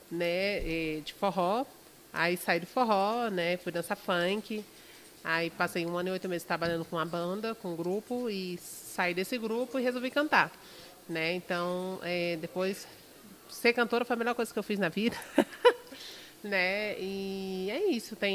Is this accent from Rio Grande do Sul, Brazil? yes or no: no; Brasília, Federal District, Brazil; Então, gente, é, tem nove anos que eu canto, sou de Brasília, né? Nunca morei fora ainda